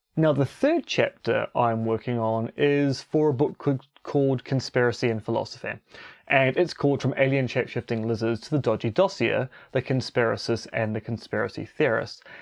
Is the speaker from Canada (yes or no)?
no; New Zealand; also born or lived in Romania; being a New Zealander